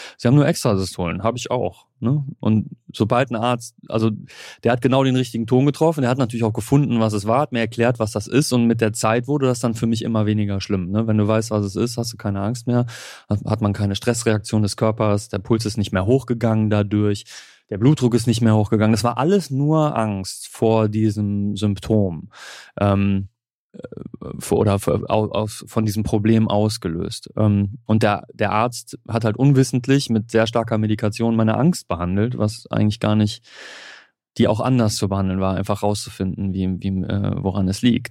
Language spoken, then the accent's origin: German; Germany; als Deutscher